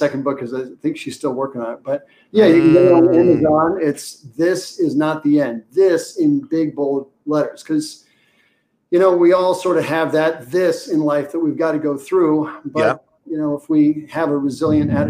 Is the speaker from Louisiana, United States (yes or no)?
no; Washington, D.C. area, Virginia side, United States; moved away as an adult; I grew up in the Washington, D.C. area, just over the Potomac on the Virginia side, grew up in the shadow of Mount Vernon